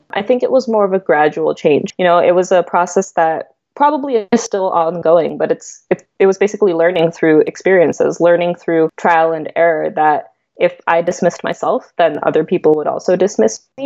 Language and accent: English; near Boston, Massachusetts, United States; moved away as an adult; also born or lived in Los Angeles; I grew up near Boston in Massachusetts